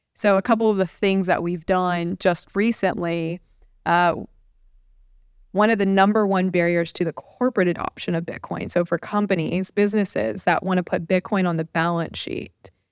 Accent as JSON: {"language": "English", "region": "Central Florida", "country": "United States", "tie": "born or raised there", "also_born_or_lived": "Washington, D.C.", "moved": "as an adult", "said": "I'm a native Floridian. I grew up in Central Florida."}